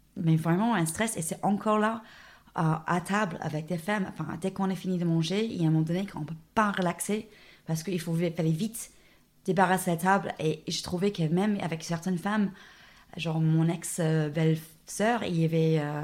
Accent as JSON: {"language": "French", "town": "Dubbo", "region": "New South Wales", "country": "Australia", "tie": "born or raised there", "also_born_or_lived": "France / Sydney, Australia / Rennes, France", "second_language": "French", "moved": "as an adult", "lives_now": "Clermont-Ferrand, France", "said": "c'était où j'ai grandi. Donc moi, je viens de la Bouche. Je ne suis pas du tout une euh, un, ville de, un fille des grandes villes. Je viens de Dubbo."}